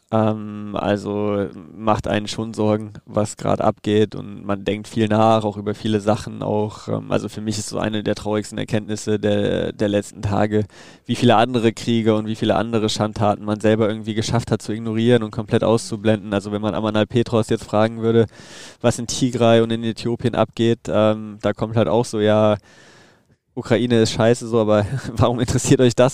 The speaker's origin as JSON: {"language": "German", "town": "Düsseldorf", "region": "North Rhine-Westphalia", "country": "Germany", "tie": "born or raised there", "said": "Und wie gesagt, Düsseldorf ist meine Heimat. Ähm, da fühle ich mich wohl. Da ist meine Familie."}